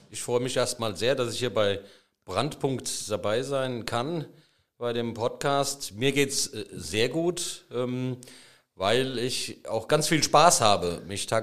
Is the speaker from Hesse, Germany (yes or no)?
yes; Friedrichsdorf, Hesse, Germany; eine Verwaltungslehre in meiner Heimatstadt Friedrichsdorf äh, begonnen